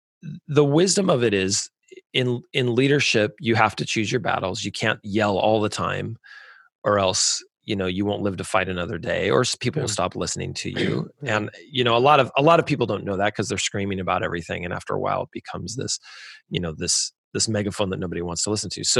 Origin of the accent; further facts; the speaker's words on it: California, United States; moved away as an adult; "Oh, California."